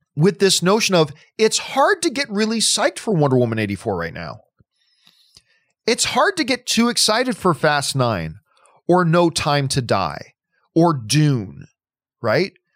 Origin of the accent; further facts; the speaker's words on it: Hamilton, Ontario, Canada; now in United States; Hamilton, Ontario, Canada is my hometown, that's where my family is